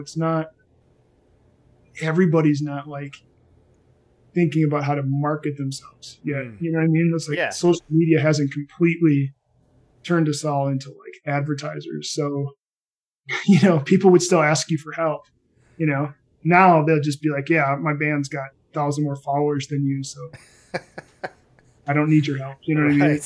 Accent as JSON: {"language": "English", "town": "Racine", "region": "Wisconsin", "country": "United States", "tie": "born or raised there", "said": "I'm from Racine, Wisconsin"}